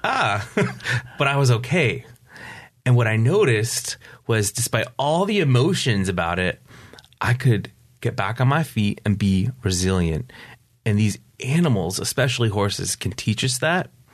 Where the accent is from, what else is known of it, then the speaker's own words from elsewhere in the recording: upstate New York, United States; also born or lived in Pacific Beach, San Diego; now in Poway, United States; I grew up in upstate New York